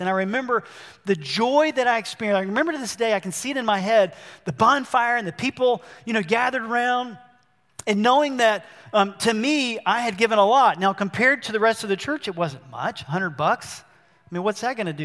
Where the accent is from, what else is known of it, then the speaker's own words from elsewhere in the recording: Albany, Georgia, United States; I was born in Albany, Georgia.